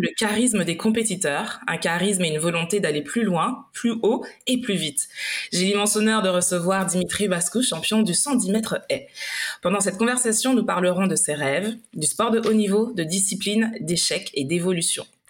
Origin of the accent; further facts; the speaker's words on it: Martinique; qui suis euh, aussi originaire de la Martinique